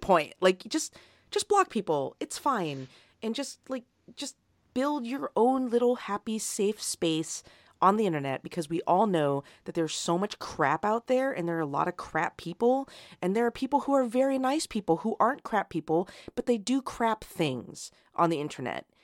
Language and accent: English; United States; despite being an American